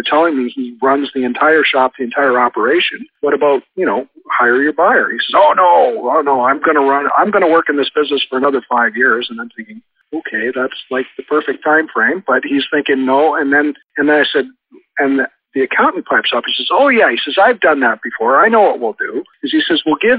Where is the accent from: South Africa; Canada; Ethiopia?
Canada; I'm from Canada